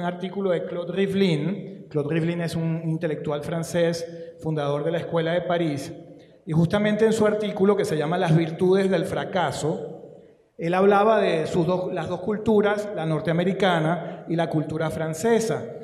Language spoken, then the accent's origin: Spanish; Guayana, Venezuela; yo vengo de Guayana